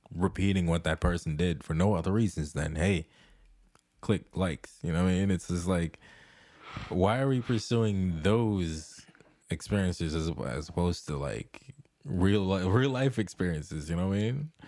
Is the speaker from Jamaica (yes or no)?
yes; Jamaica; the whole time when I was growing up in Jamaica